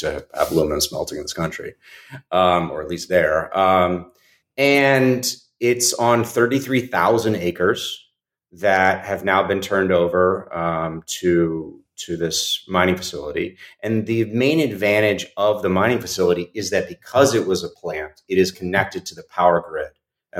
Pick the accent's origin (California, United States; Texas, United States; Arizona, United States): Texas, United States; Austin; moved away; I grew up in Austin, where South by Southwest takes place